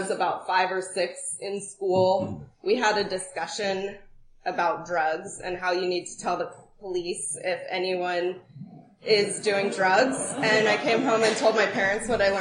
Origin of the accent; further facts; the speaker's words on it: Sunol, California, United States; also born or lived in Walnut Creek, California; I was born in the Bay Area in Walnut Creek, actually. Walnut Creek. Yep. We lived in Sunol, which is like a little, wooded town in Alameda County.